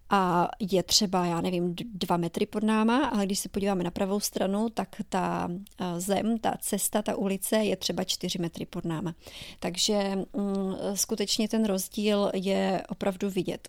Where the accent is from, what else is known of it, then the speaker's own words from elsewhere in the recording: Czechia; moved away as an adult; now in New Orleans, United States; V Česku já jsem v životě neměla auto